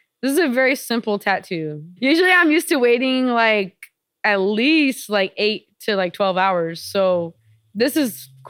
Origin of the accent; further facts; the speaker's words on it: Norwalk, California, United States; I just love like LA. You know, it's where I'm from